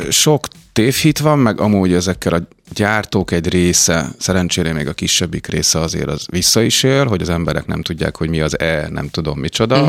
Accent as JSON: {"language": "Hungarian", "town": "Mórahalom", "region": "Csongrád-Csanád", "country": "Hungary", "moved": "yes", "said": "Csongrád megye Mórahalomról származom"}